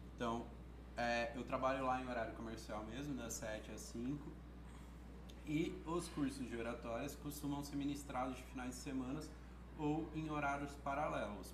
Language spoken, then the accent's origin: Portuguese; Sertãozinho, São Paulo, Brazil; eu nasci aqui em Sertãozinho. Nasci e criado até aqui, até agora